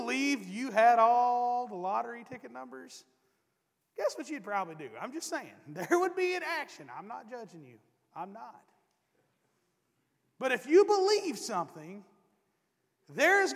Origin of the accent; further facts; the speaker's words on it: East Tennessee, United States; moved away; I'm from East Tennessee